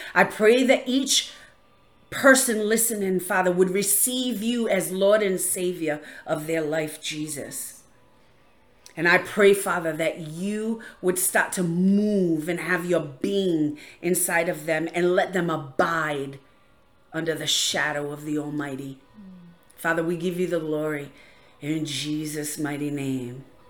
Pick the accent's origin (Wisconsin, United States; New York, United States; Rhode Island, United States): Rhode Island, United States; I'm from Rhode Island